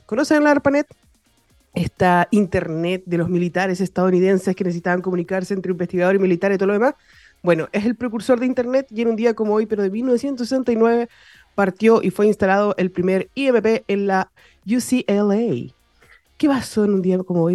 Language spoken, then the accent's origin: Spanish; Chile; also born or lived in Viña del Mar; como buen chileno, desde las 12 de la noche estamos celebrando eh, todo, ser chileno